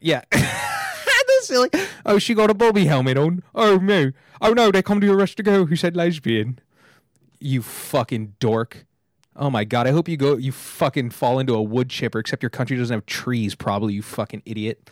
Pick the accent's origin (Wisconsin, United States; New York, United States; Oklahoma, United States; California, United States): California, United States; two hours from LA; now in Los Angeles, United States; I went to my hometown, it's just outside, like, two hours from L